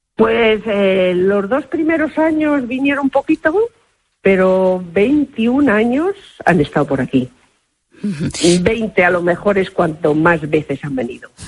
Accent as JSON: {"language": "Spanish", "town": "Arahuetes", "region": "Castile and León", "country": "Spain", "said": "desde mi pueblo, Arahuetes"}